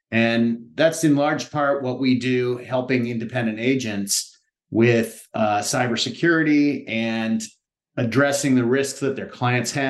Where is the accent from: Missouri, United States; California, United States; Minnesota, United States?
California, United States; Palo Alto; I'm originally from California. I come from a Midwestern family. Uh, we moved around a lot when I was young, but landed in Palo Alto, California.